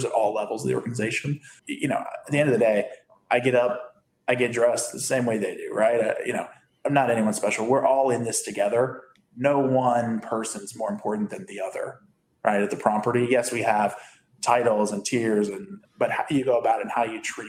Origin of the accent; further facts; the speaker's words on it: Bethesda, Maryland, United States; moved away as an adult; also born or lived in Las Vegas / Louisiana; now in Miami Beach, United States; I grew up in Bethesda, Maryland